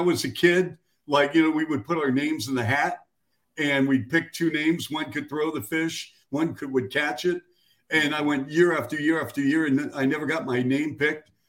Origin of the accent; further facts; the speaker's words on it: Seattle, Washington, United States; now in Chicago, United States; my hometown of Seattle